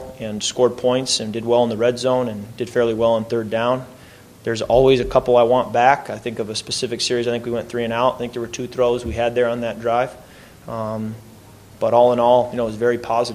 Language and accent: English; Holland, Michigan, United States; moved away; That's the Holland Sentinel right there, my hometown paper